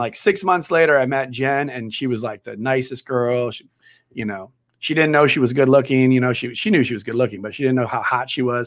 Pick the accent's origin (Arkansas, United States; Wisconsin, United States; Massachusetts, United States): Wisconsin, United States; moved away as an adult; also born or lived in New York; now in San Diego, United States; I'm from Wisconsin originally. So I grew up in Wisconsin.